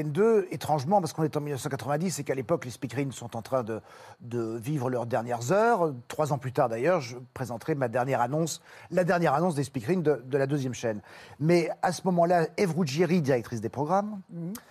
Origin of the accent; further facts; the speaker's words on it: Brussels, Brussels-Capital Region, Belgium; moved away as an adult; now in Paris, France; Et puis ensuite, arrivé ici, j'étais, je suis venu à Paris, moi, de Bruxelles, pour être sur les planches.